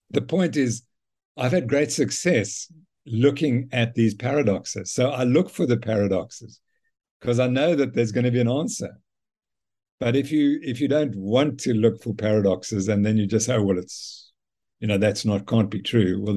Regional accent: South Africa; so this appealed to me immediately being a South African.

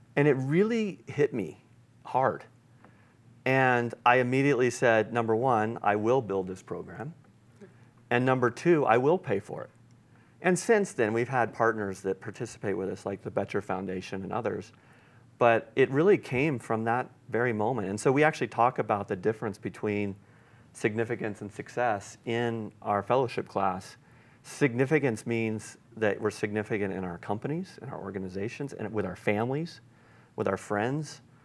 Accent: Granby, Colorado, United States; my hometown of, of Granby, Colorado

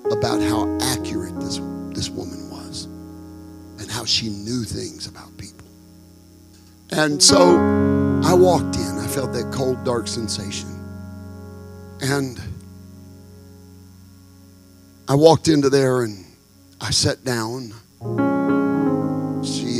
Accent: Texarkana, United States; my hometown in Texarkana

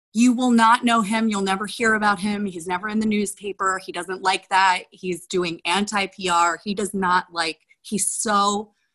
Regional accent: Philadelphia, Pennsylvania, United States; I'm from Philly

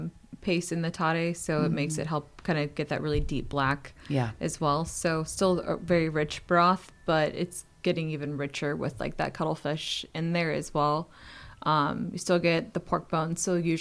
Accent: Nipomo, California, United States; also born or lived in Los Angeles; now in Paso Robles, United States; I went to Napomo High School. Yeah, I grew up in the Five Cities, and then, we bought property in Napomo, and I went to high school in Napomo.

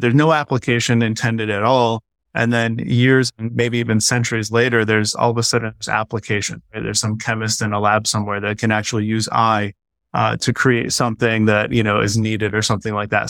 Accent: United States; as an American

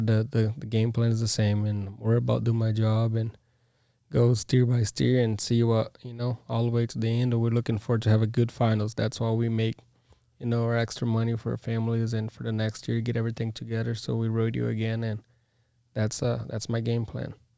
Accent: Brazil; now in United States; I'm from Brazil.

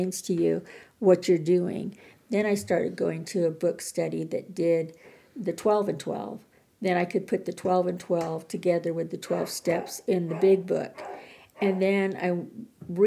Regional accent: Montana, United States; I'm from Montana, and being here in Colorado

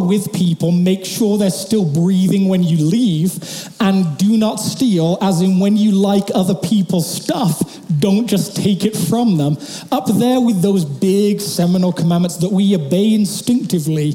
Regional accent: England, United Kingdom; moved away; my hometown back in England

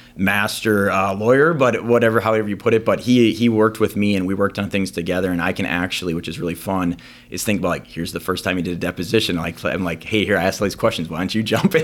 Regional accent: Green Bay, Wisconsin, United States; also born or lived in Eau Claire, Wisconsin / Sheboygan, Wisconsin / Stevens Point, Wisconsin / Minnesota; I grew up in Green Bay. I lived in Sheboygan before that, so I was kinda Eastern Wisconsin guy, even though I was born in Western Wisconsin

